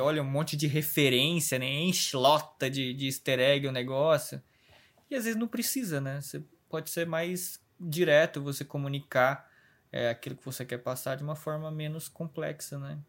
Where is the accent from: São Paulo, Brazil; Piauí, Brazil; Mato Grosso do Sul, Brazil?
São Paulo, Brazil; Osasco; also born or lived in Minas Gerais; eu nasci em Minas, assim, só que eu sou. Eu morei um ano em Minas Gerais, assim, e o resto da minha vida toda é em Osasco, saca? São Paulo